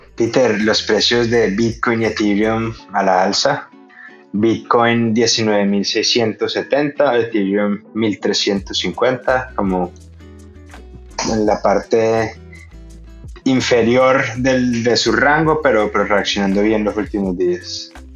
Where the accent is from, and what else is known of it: Venezuela